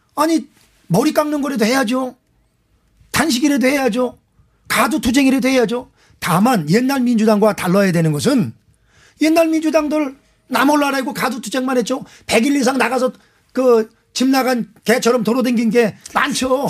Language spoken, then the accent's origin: Korean; Anseong, Gyeonggi Province, South Korea; 안성 출신